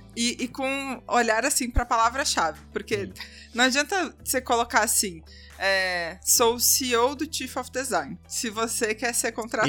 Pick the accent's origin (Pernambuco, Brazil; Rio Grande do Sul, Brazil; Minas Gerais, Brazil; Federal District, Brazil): Rio Grande do Sul, Brazil; Porto Alegre; now in São Paulo, Brazil; Eu sou de Porto Alegre